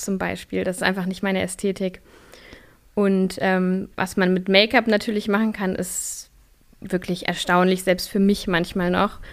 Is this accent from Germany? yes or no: yes; a village near Kassel, Hesse, Germany; also born or lived in Austria / Göttingen; now in Berlin, Germany; ich bin auf einem Dorf in der Nähe von Kassel groß geworden